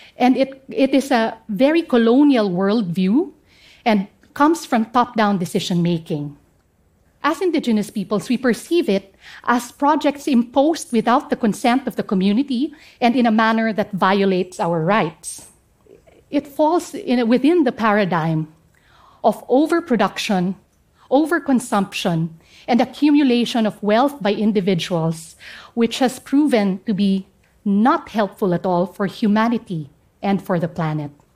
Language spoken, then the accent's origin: English; Central Mountain Range, Cordillera Administrative Region, Philippines; English is a second language